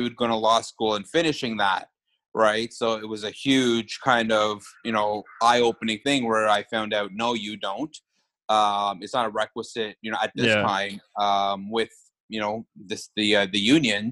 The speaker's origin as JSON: {"language": "English", "country": "Canada", "said": "being Canadian"}